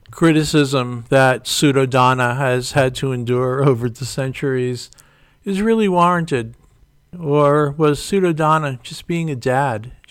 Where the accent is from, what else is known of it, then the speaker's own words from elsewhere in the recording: New York City, New York, United States; Kathy comes from Connecticut. I came from New York City. We met in Florida, and and now we're here.